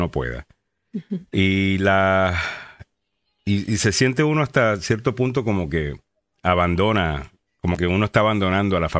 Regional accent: Salinas, Puerto Rico; Salinas, que queda en el, sur de Puerto Rico, eh, que es de donde soy eh, yo

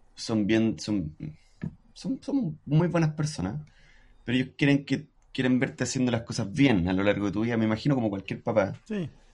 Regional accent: Antofagasta, Chile; yo crecí en Antofagasta

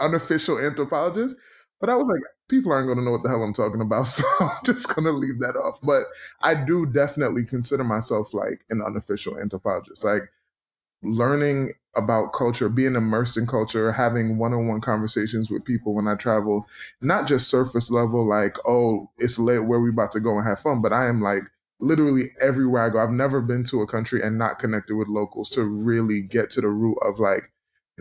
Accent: New York City, New York, United States; also born or lived in Philadelphia; I grew up in Brooklyn, New York.

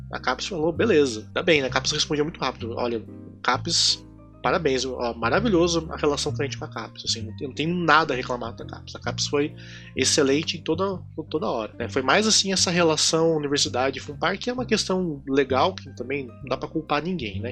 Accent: Londrina, Paraná, Brazil; eu na minha infância em Londrina

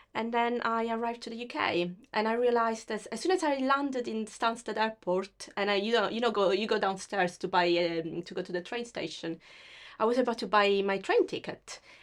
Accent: Sicily, Italy; accent: Italian; English is a second language; moved away as an adult; now in United Kingdom; I come from Sicily, which is the very south of Italy.

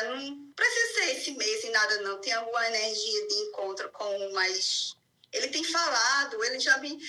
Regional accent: Olinda, Pernambuco, Brazil; Eu sou de Olinda, Márcia. Olinda.

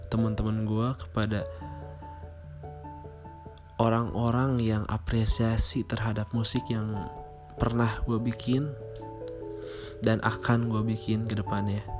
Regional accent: Bandung, West Java, Indonesia; born there; dan tanggal lahir gue Bandung 29 Desember 1995.

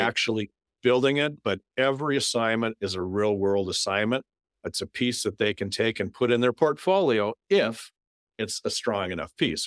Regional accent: North Dakota, United States; now in Minnesota, United States; growing up in North Dakota, you don't have any professional teams

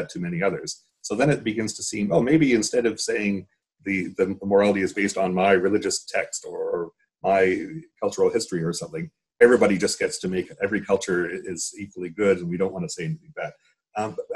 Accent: Canada; now in New Jersey, United States; I'm a Canadian now living in the States

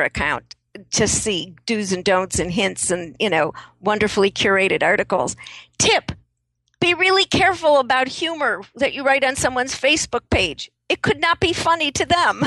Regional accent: Chicago, Illinois, United States; moved away; also born or lived in San Francisco; I grew up in Chicago

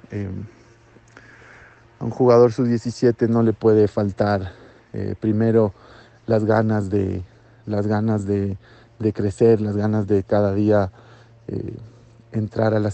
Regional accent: Ecuador; que somos de Ecuador, que venimos a competir, que venimos a ganar y, que amamos a nuestro país.

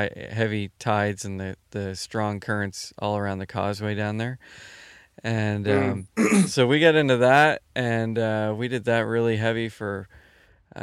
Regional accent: Halifax, Nova Scotia, Canada; now in Bridgewater, Canada; I grew up in Halifax

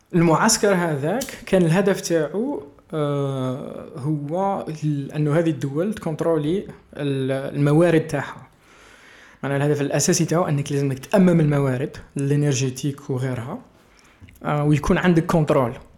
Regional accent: Algeria; moved away; also born or lived in Germany; انا كبرت في الجزائر

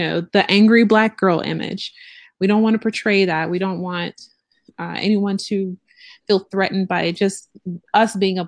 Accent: Georgia, United States; I'm born and raised in Georgia

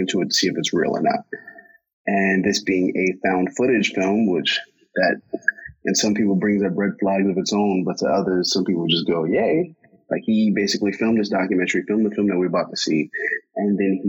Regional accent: United States; I'm American, I'm born and raised here

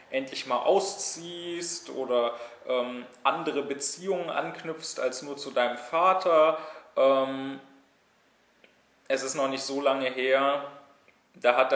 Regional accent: Berlin, Germany; sondern hier in meiner Heimatstadt in Berlin studiert habe

